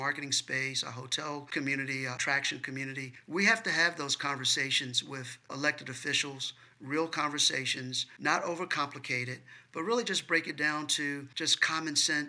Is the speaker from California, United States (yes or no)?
no; Richmond, Virginia, United States; also born or lived in Mobile / Pittsburgh / Charlotte; now in Baltimore, United States; Richmond, Virginia, which is my hometown